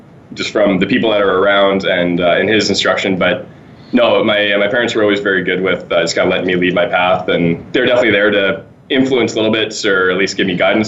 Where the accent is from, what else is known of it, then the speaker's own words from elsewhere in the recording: Calgary, Alberta, Canada; also born or lived in Winnipeg; And then we moved to Calgary in 1990. And that's been home ever since.